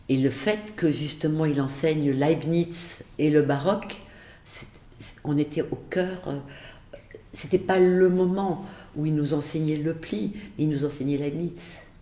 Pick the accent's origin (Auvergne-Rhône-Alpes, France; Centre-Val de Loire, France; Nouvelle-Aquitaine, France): Auvergne-Rhône-Alpes, France; Le Chambon-sur-Lignon; moved away as an adult; also born or lived in Beirut, Lebanon / Clermont-Ferrand; Je suis née vraiment au Chambon-sur-Lignon, mais mes parents, euh, donc euh, pour des raisons, euh, finalement la mort de ma grand-mère, mes parents ont, quitté le Chambon pour aller habiter un peu plus loin, dans une maison isolée, une ferme de la Haute-Loire